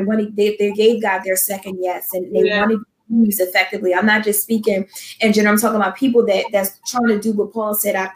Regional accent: Philadelphia, Pennsylvania, United States; moved away as an adult; now in New Jersey, United States; I'm originally though from Philadelphia, I've been in New Jersey, I think, for maybe like almost 3 years now

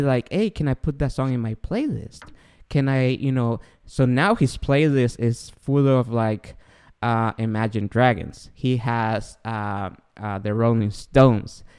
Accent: Guatemala; moved away; I grew up in Guatemala

